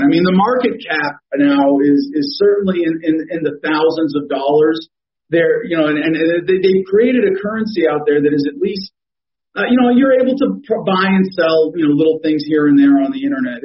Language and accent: English; California, United States; California, you know, my home state